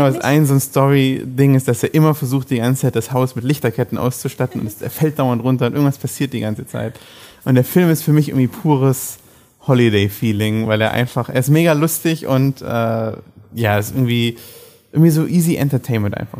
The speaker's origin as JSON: {"language": "German", "country": "Germany", "said": "dass wir da als Deutsche"}